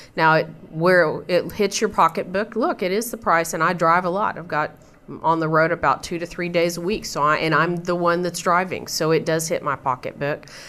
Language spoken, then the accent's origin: English; Midland, Texas, United States; I grew up in Midland, it's a desert out there